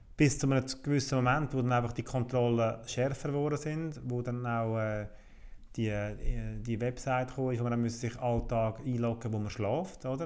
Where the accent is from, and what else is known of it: Switzerland